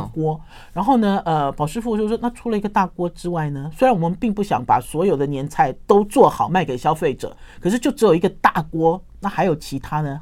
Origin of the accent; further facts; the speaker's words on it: Taoyuan, Taiwan; moved away; also born or lived in Taipei / Shandong (ancestry); 我们自从从桃园搬到台北来之后呢